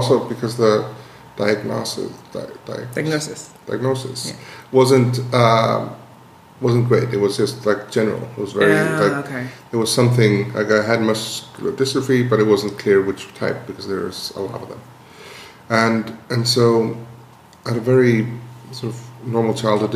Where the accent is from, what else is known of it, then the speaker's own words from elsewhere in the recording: Iceland; when I was growing up in Iceland